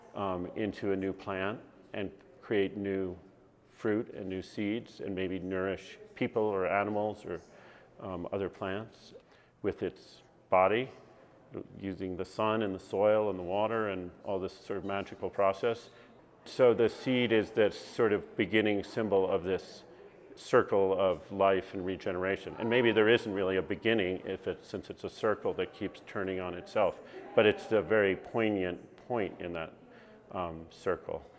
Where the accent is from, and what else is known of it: northwestern Connecticut, United States; born or raised there; also born or lived in New York City, New York